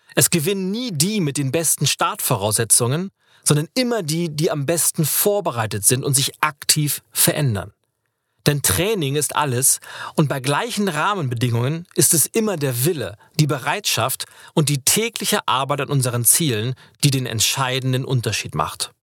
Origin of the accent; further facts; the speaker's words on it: Lübeck, Schleswig-Holstein, Germany; moved away; in meiner Heimatstadt Lübeck